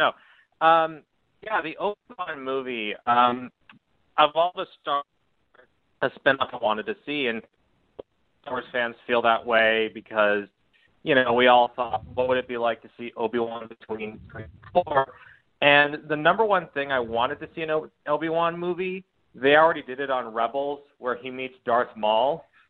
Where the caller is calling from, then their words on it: California, United States; from California.